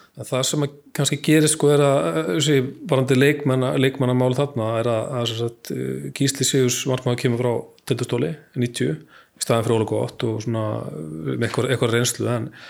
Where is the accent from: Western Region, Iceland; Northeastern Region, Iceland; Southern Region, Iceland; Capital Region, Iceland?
Western Region, Iceland; Akranes; ég bjóð bjó upp á grundum